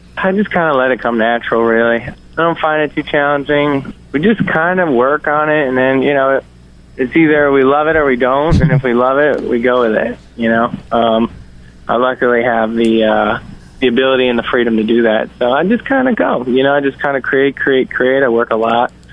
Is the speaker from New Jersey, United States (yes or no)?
no; Yonkers, New York, United States; Yonkers is uh, right outside of New York City, so I kind of got the New York City uh, experience growing up